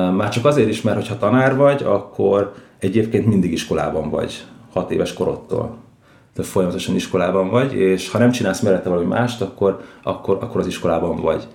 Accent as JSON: {"language": "Hungarian", "region": "Budapest", "country": "Hungary", "tie": "born or raised there", "said": "Budapesten, a belvárosban nőttem föl"}